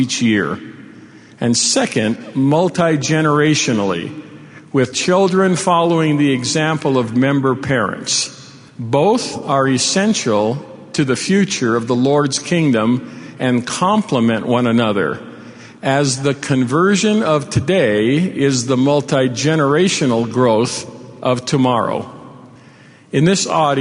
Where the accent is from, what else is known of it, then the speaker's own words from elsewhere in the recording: Hawaii, United States; moved away as an adult; also born or lived in Utah / England; I was born in Hawaii when it was a territory of the United States, 10 years before statehood. Raised in the islands in a multicultural environment